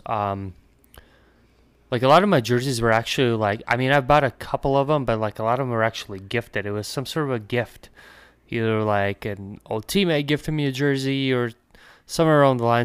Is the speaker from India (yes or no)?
no; Latvia; moved away; I come from Latvia, and and that's kind of like where hockey started for me